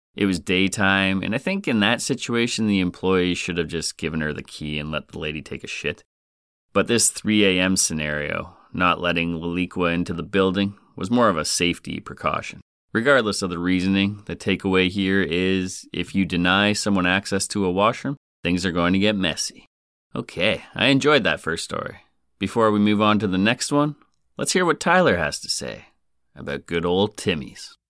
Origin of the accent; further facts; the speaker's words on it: Canada; But being Canadian